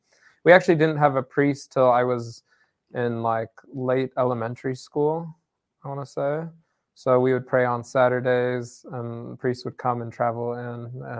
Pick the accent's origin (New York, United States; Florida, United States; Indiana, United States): Indiana, United States; Indianapolis; now in Chicago, United States; So I was born in Indianapolis, Indiana. So a really like small town church. I think we were probably like 15 families. So we were a very tight-knit community.